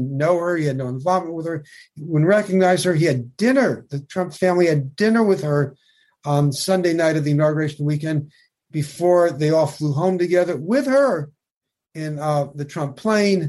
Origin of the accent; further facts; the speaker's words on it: New York, United States; I'm a New Yorker.